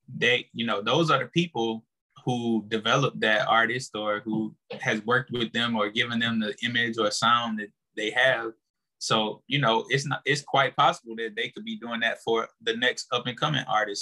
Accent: St. Francisville, Louisiana, United States; I'm originally from St. Francisville, Louisiana

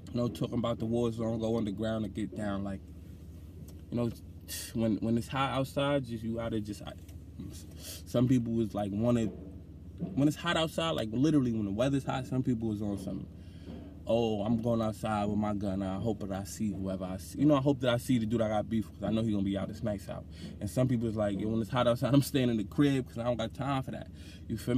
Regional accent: New York, United States; also born or lived in Bronx, New York / Brownsville, Brooklyn; I was born in Lincoln Hospital, and I lived in Mitchell Projects in the Bronx for the first 10 years of my life

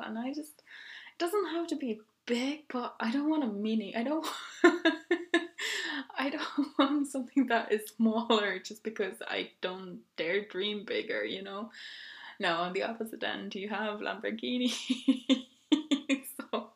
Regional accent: Finland; now in Dublin, Ireland; I grew up in Finland

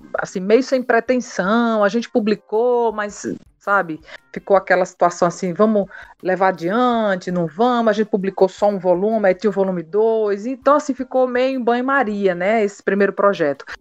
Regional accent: Northeast Brazil, Brazil; nós somos nordestinos, nossa família

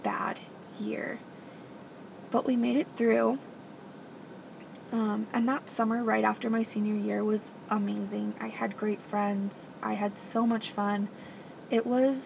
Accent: Gilbert, Arizona, United States; moved away; I grew up in Gilbert, Arizona

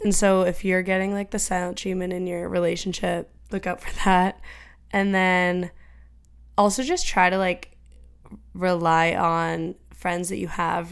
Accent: Franklin, Massachusetts, United States; Emma and I grew up in Franklin

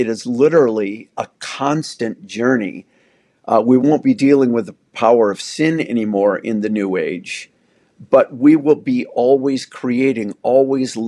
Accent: United States; I'm white. I'm male. I'm American

